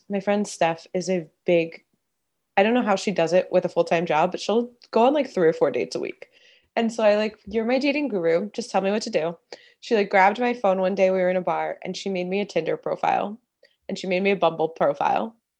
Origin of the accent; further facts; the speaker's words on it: East Coast, United States; moved away as an adult; now in Los Angeles, United States; I grew up on the East Coast, went to college on the East Coast, and then about ten years ago, I moved to Los Angeles